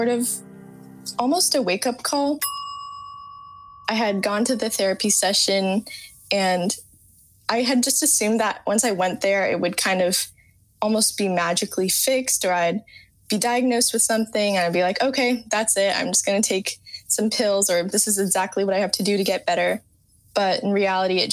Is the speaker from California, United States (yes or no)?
yes; San Carlos, California, United States; I'm 18 and I'm from San Carlos, California